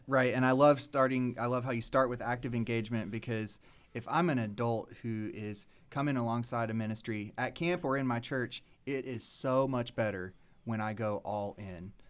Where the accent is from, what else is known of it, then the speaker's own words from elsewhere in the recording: Lexington, Kentucky, United States; moved away as an adult; now in Nashville, United States; Born and raised in Lexington